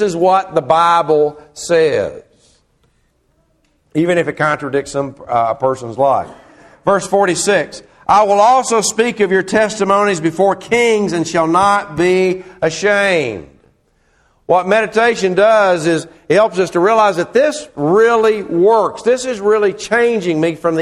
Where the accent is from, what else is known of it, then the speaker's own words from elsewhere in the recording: Murfreesboro, Tennessee, United States; I grew up in Murfreesboro, Tennessee